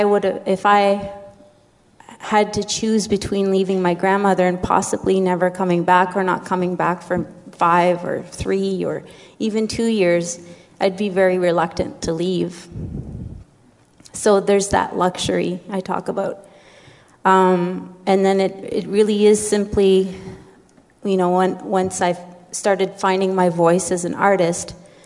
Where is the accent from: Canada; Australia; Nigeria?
Canada; community 4 hours north of Thunder Bay, Ontario; moved away; I come from Sulakot, which is 4 hours north of Thunder Bay.